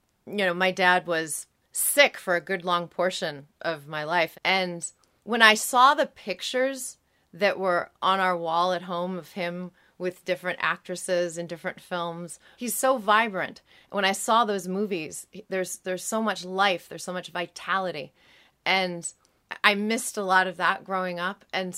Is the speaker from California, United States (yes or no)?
yes; San Diego, California, United States; I grew up here in San Diego. I went to UCSD.